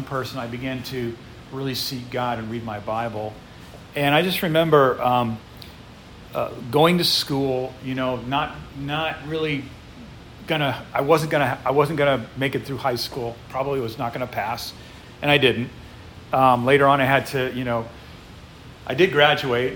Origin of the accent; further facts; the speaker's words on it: United States; also born or lived in Ukraine; growing up as an American